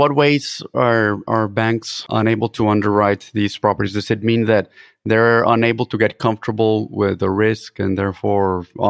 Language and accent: English; Mexico; also born or lived in Houston; now in Austin, United States; growing up in Mexico, myself, that's where I'm from